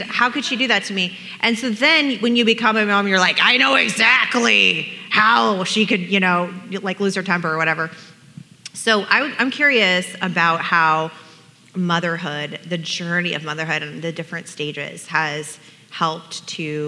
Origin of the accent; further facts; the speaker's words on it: Portland, Oregon, United States; moved away; I grew up in Portland, Oregon, and the little hippie darling of the forest